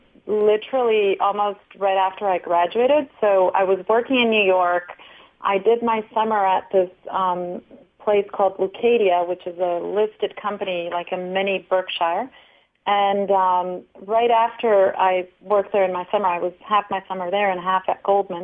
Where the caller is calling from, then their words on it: São Paulo, Brazil; I'm in Sao Paulo right now.